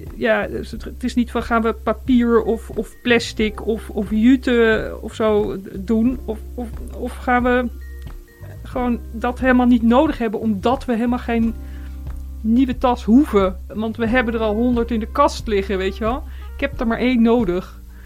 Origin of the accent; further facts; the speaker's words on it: Netherlands; als mens en als, als, als Nederlanders